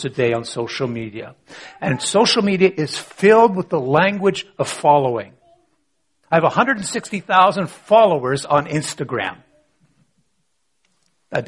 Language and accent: English; Canada; I was born in Canada, 1960s, born to a church-going family